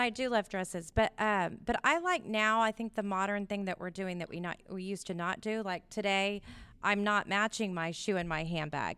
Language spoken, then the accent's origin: English; Houston, Texas, United States; born or raised there